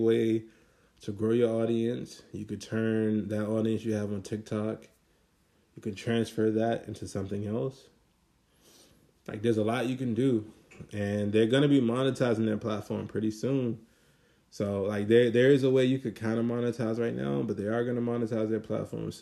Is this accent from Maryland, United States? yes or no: yes; Maryland, United States; also born or lived in Washington, D.C.; I'm from Maryland. Like, I was born in D.C., but I was raised in Maryland